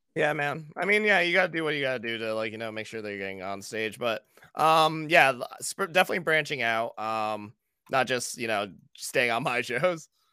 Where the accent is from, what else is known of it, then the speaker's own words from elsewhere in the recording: Buxton, Maine, United States; moved away as an adult; also born or lived in Brooklyn, New York; Maine and Buxton, and that's always gonna be, like, my hometown